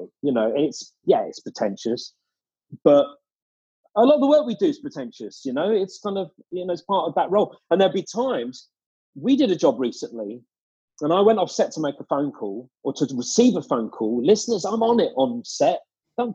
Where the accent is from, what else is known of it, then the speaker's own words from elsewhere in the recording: Harrow, London, United Kingdom; I'm from Harrow.